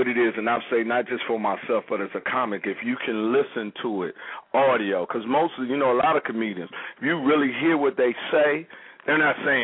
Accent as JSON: {"language": "English", "town": "Washington", "region": "District of Columbia", "country": "United States", "tie": "born or raised there", "said": "my hometown of Washington, D.C."}